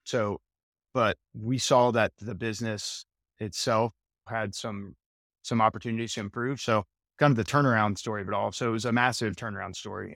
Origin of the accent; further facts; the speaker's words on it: Tampa, Florida, United States; I was born and raised in Tampa, Florida, still here today